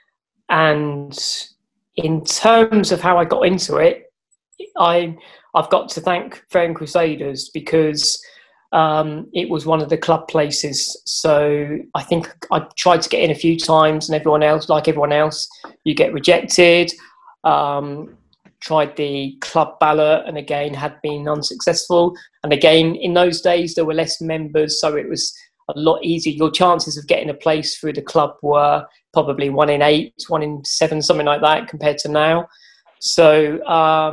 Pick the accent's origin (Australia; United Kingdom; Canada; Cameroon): United Kingdom; Fareham, South East England; I'm from Fareham, live in Fareham